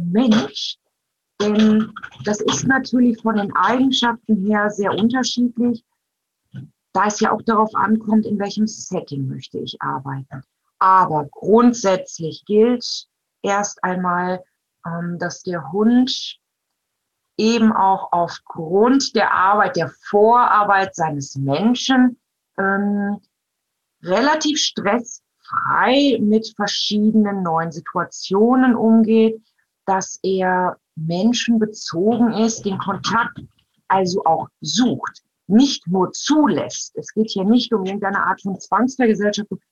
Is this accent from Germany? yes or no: yes; Germany; Bei uns in Deutschland